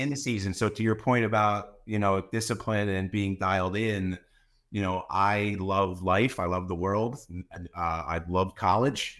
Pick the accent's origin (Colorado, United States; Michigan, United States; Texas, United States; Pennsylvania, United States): Pennsylvania, United States; Mifflinville; now in Bethlehem, United States; I was born and raised in a, in a town called Mifflinville, Pennsylvania